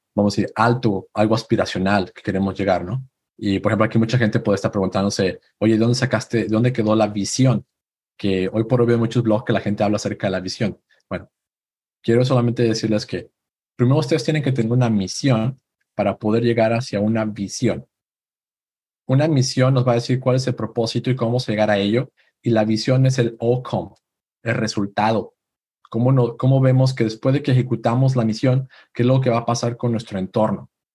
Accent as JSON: {"language": "Spanish", "region": "Aguascalientes", "country": "Mexico", "tie": "born or raised there", "moved": "as an adult", "lives_now": "Silicon Valley, United States", "said": "Yo soy de México, de una ciudad llamada Aguascalientes."}